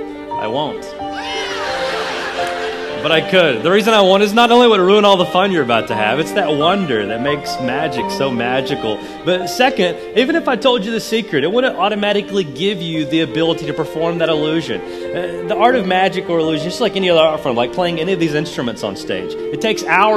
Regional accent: Nashville, Tennessee, United States; I'm from Nashville

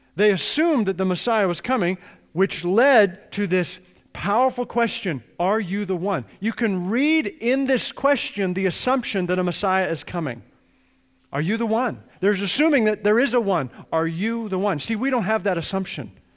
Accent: Edmonton, Alberta, Canada; I grew up in Edmonton, Canada, and I grew up in a home that was right across the street from a little Church of God church

